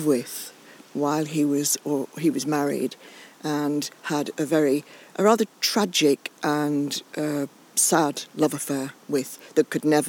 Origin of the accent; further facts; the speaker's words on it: Cumbria, North West England, United Kingdom; I was born in Cumbria on a small hill farm at the back of Skiddaw, not very many miles from where we are now. A very rustic childhood, kind of 19th century childhood, because we didn't have electricity or running water